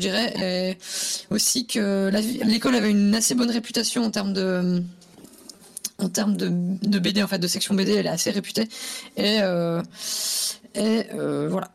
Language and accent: French; Switzerland; moved away; moi je viens de Suisse à la base